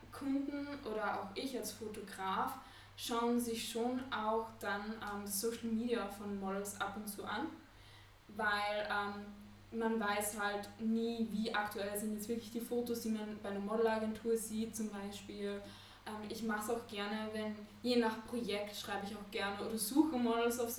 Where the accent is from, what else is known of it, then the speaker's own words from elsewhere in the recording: Vienna, Austria; also born or lived in Copenhagen; Ich bin Fotografin und AR-Designerin. Ich komme aus Wien, lebe aber auch, ähm, pendel zwischen Wien und Kopenhagen weil ich in beiden Städten Kunden und so weiter habe